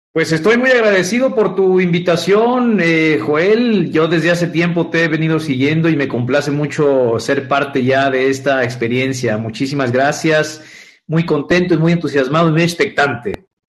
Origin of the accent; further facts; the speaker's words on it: Guadalajara, Jalisco, Mexico; yo soy oriundo de Guadalajara, México. Yo nací en esta bella ciudad tapatía